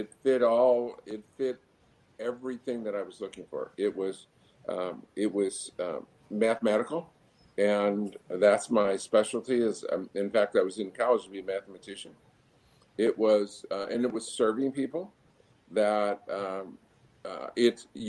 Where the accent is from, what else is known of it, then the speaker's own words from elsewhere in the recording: Buffalo, New York, United States; moved away; also born or lived in Virginia Beach / Canada; I grew up in Buffalo